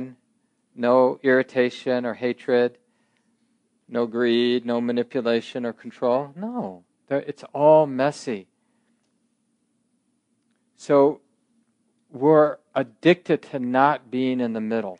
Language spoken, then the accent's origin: English; Minneapolis, Minnesota, United States; I grew up in North Minneapolis